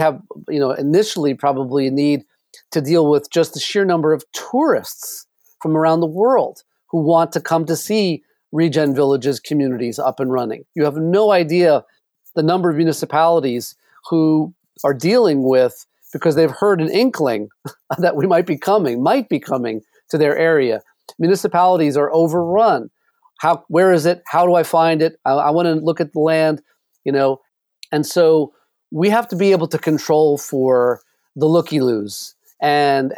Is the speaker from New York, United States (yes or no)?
yes; New York City, New York, United States; I grew up in New York City